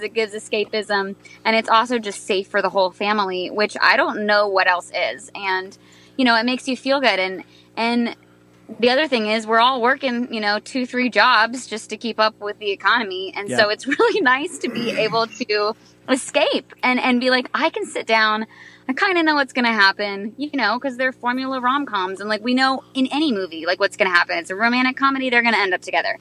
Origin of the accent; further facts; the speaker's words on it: Virginia, United States; I grew up in Virginia